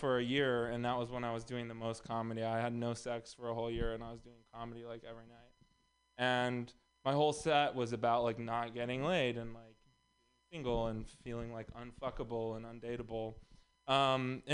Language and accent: English; Texas, United States; moved away; also born or lived in Los Angeles; I'm also from Texas